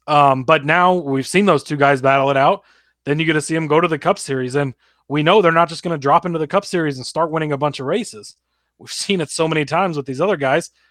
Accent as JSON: {"language": "English", "town": "Omaha", "region": "Nebraska", "country": "United States", "tie": "born or raised there", "said": "I grew up near Omaha"}